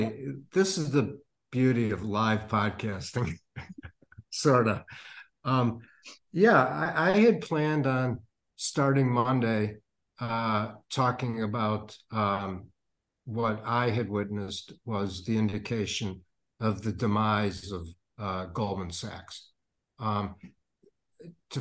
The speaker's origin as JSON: {"language": "English", "town": "Chicago", "region": "Illinois", "country": "United States", "tie": "born or raised there", "said": "I grew up in the South Side of Chicago"}